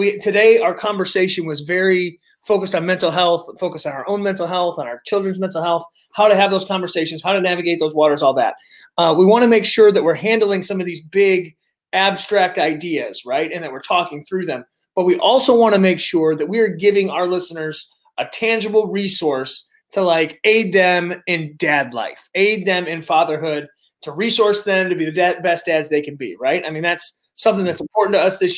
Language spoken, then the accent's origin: English; Detroit, Michigan, United States; we're from Metro Detroit. We're by Windsor, you know, Ontario